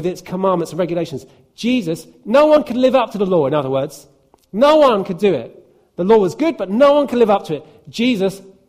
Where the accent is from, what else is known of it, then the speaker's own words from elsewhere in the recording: United Kingdom; It doesn't mean that I'm not British